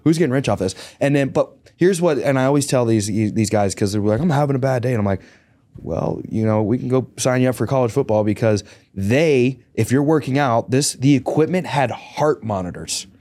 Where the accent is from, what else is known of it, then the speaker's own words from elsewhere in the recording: Greensburg, Pennsylvania, United States; I grew up in Greensburg, Pennsylvania.